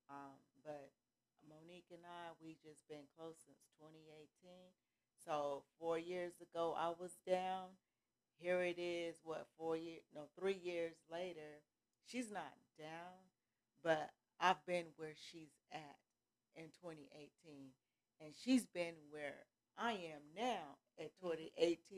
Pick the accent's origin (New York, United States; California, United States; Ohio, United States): California, United States; moved away as an adult; also born or lived in Atlanta, Georgia; now in Gainesville, United States; I'm from California. That's mm-hmm. my hometown. That's where I was born, raised, everything. And then I got married and came here to Atlanta, Georgia.